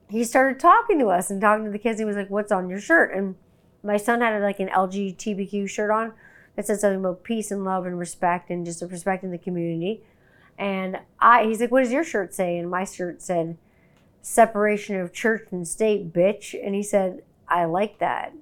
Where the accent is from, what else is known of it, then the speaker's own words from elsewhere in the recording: Canada; I'm Canadian